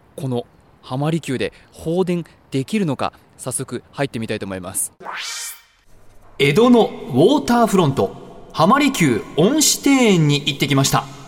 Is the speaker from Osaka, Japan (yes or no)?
no; Tokyo, Japan; 私は東京出身なんですけど